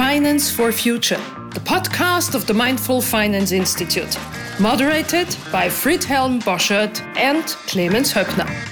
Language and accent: English; Argentina; first language German; English is a second language; now in United States; my uh, first language was German, but I grew up in a Spanish speaking country in Argentina, and now I'm in the US